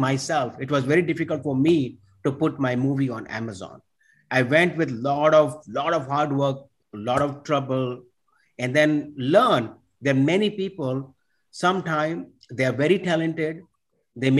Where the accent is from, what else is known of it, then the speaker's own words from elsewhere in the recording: India; now in New York, United States; I was born and raised in India. I live in New York for many, many years now. I came in this country in 1994